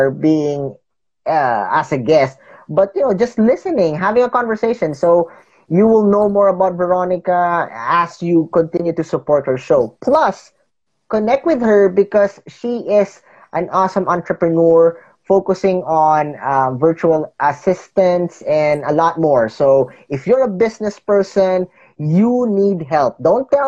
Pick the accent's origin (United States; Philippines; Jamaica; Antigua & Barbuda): Philippines; growing up in the Philippines is not easy